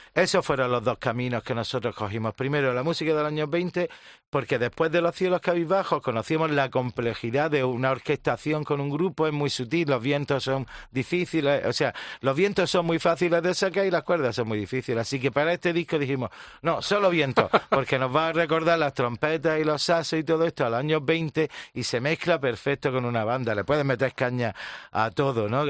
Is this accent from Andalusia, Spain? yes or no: yes; Andalusia, Spain